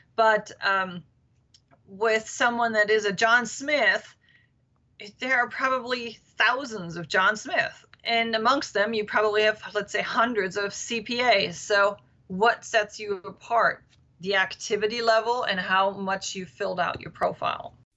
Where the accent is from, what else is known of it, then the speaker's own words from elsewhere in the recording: Berchtesgaden, Bavaria, Germany; now in Washington, D.C., United States; Yes, I am from Germany, born and raised.